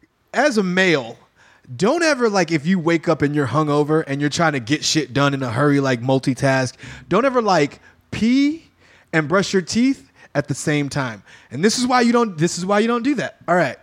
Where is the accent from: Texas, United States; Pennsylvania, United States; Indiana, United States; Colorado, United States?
Texas, United States; I mean, I'm from Texas, and my grandmother used